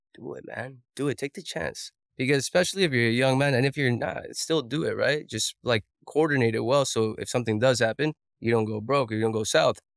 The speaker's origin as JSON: {"language": "English", "country": "Colombia", "moved": "yes", "said": "I'm an immigrant from Colombia."}